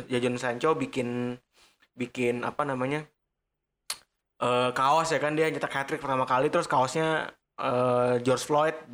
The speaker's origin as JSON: {"language": "Indonesian", "town": "Bekasi", "region": "West Java", "country": "Indonesia", "said": "lagian kita sebagai orang Bekasi atau kalau kecil juga kita nggak mau dipanggil Pele ya"}